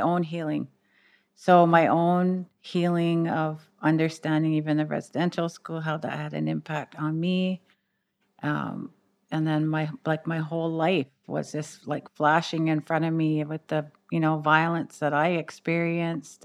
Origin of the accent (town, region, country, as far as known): Six Nations of the Grand River Territory, Ontario, Canada